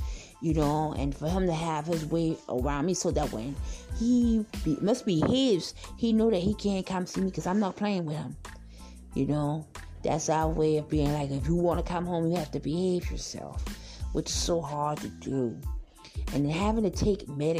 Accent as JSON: {"language": "English", "area": "Charleston County", "region": "South Carolina", "country": "United States", "said": "I'm from South Carolina, Charleston County, to be exact"}